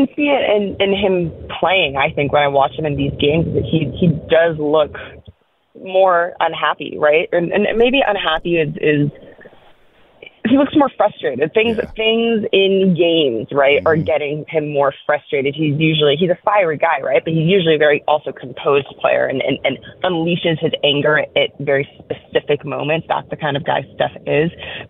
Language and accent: English; Oakland, California, United States; I grew up in Oakland